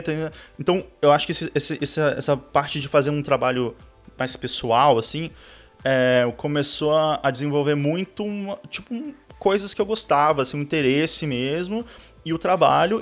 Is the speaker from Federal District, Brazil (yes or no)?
yes; Brasília, Federal District, Brazil; also born or lived in South of Brazil; eu sou de Brasília, eu... Na verdade, nasci no Sul, mas fui criado em Brasília, assim, fui muito cedo para lá